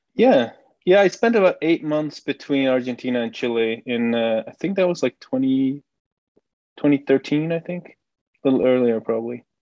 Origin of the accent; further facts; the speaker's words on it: Belgium; first language Dutch; English is a second language; moved away as an adult; I, grew up in Belgium. I lived there more or less until 2014